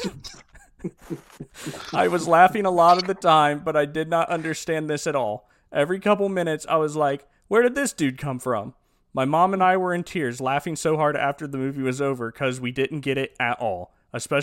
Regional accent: Ohio Valley and down south, United States; we grew up in the Ohio Valley and down south

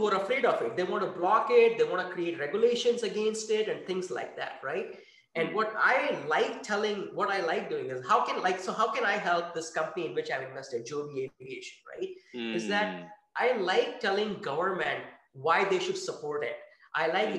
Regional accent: India; moved away as an adult; also born or lived in France; now in Redwood City, United States; I grew up in India

